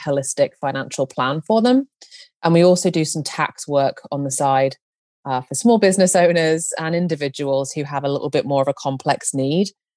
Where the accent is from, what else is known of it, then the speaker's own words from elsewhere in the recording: United Kingdom; now in Nebraska, United States; I am a Brit living in the USA right now.